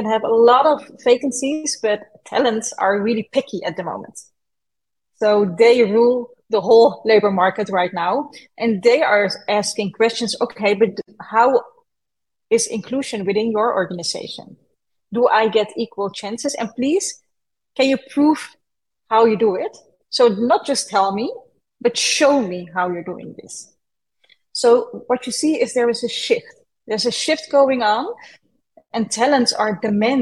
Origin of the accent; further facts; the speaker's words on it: Netherlands; I was born and raised in the Netherlands